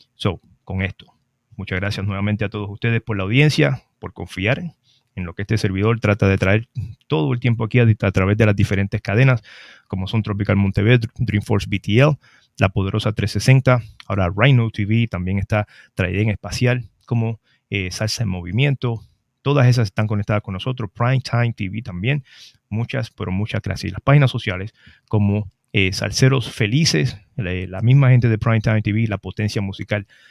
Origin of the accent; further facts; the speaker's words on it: Trujillo Alto, Puerto Rico; la fiesta del Macabeo, mi pueblo de Trujillo Alto